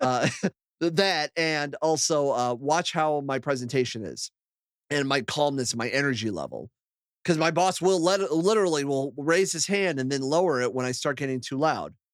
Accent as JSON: {"language": "English", "town": "Akron", "region": "Ohio", "country": "United States", "tie": "born or raised there", "moved": "as an adult", "lives_now": "Toledo, United States", "said": "I moved from my hometown of Akron to, uh, Toledo, Ohio"}